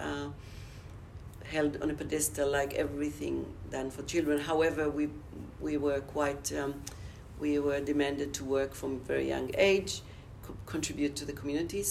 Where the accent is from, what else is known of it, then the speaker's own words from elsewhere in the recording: Israel; moved away as an adult; now in Australia; I grew up in Israel in a very small community called a kibbutz